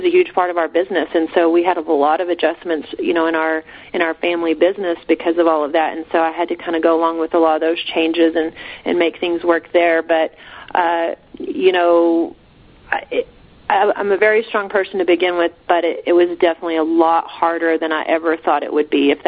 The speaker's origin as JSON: {"language": "English", "region": "Texas Panhandle", "country": "United States", "tie": "born or raised there", "said": "moving back to the area I grew up in the Texas Panhandle"}